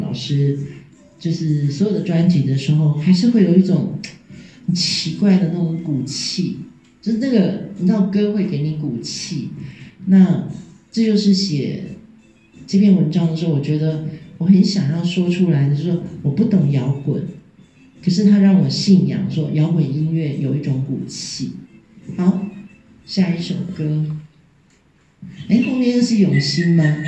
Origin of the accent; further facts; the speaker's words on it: Taiwan; 我是台湾来的